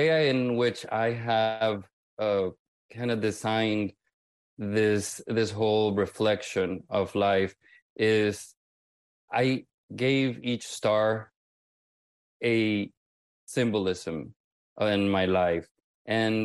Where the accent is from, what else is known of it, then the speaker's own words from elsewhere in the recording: Honduras; first language Spanish; English is a second language; moved away as an adult; now in Miami, United States; I need to migrate from my home country because my home country did not offer the proper environment for me to thrive